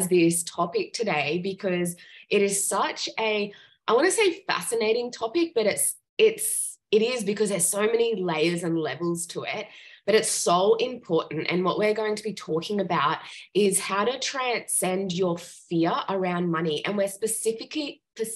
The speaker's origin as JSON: {"language": "English", "town": "Gold Coast", "region": "Queensland", "country": "Australia", "said": "Surfers Paradise on the Gold Coast. I'm like, oh my gosh, that's where I'm from"}